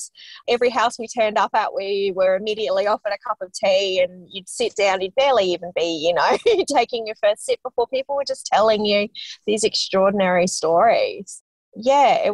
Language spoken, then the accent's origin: English; Australia; as an Australian who's grown up with all of these kind of cultural references to those sorts of things